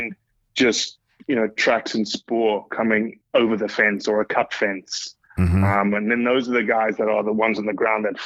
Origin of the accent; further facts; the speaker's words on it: South Africa; moved away as an adult; now in Mississippi, United States; growing up in South Africa